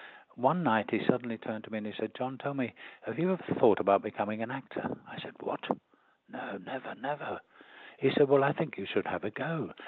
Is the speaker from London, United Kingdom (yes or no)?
yes; London, United Kingdom; born there; accent: Cockney; I was born in the East End of London in Whitechapel, and I had such a strong Cockney accent when we started the drama school.